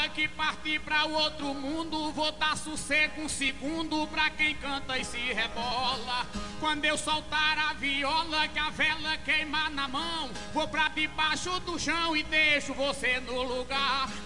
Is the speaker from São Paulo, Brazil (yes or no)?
no; Pernambuco, Brazil; Sei que Pinto do Monteiro foi o rei paraibano, mas eu sou pernambucano e vou ciscar no seu terreiro.